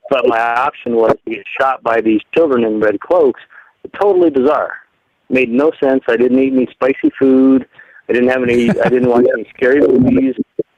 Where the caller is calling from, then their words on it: Colorado, United States; Hey, Mike. … from Colorado. How are you?